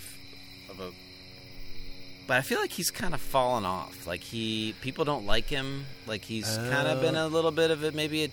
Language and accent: English; Pittsburgh, Pennsylvania, United States; I grew up in Pittsburgh.